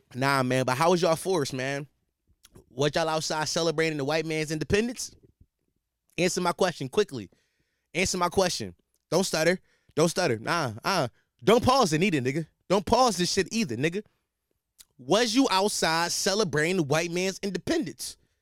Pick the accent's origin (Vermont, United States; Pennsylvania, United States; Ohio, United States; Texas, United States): Pennsylvania, United States; Philadelphia; I'm from Philly.